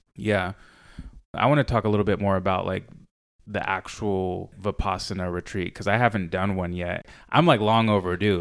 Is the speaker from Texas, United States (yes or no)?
no; San Diego, California, United States; growing up in San Diego